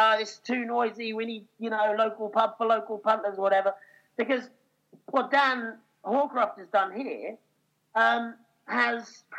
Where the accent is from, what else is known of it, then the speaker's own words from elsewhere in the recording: Norfolk, East of England, United Kingdom; I grew up in Norfolk